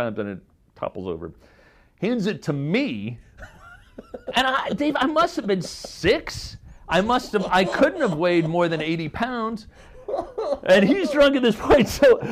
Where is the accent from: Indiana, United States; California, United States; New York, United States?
Indiana, United States; I'm from Indiana